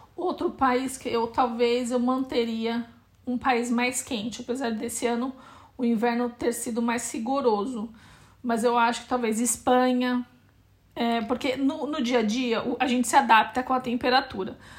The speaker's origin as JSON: {"language": "Portuguese", "region": "São Paulo", "country": "Brazil", "moved": "yes", "lives_now": "Portugal", "said": "Eu, eu sou de São Paulo"}